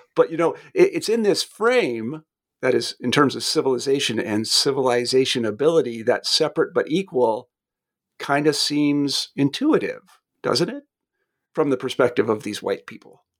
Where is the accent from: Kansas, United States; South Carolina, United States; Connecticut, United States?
Kansas, United States; moved away; also born or lived in Redstone Arsenal, Alabama; I'm, I'm from Kansas originally, which isn't exactly the South